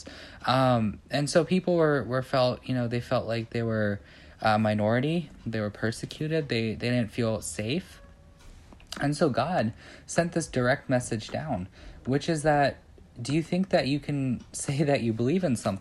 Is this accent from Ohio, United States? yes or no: yes; Beavercreek, Ohio, United States; I'm from Beaver Creek, Ohio, so pretty much Dayton close